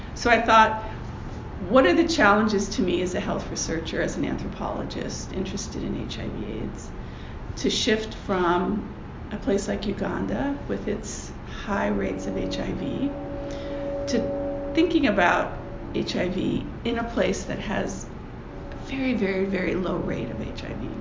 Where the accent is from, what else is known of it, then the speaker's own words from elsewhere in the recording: United States; As an American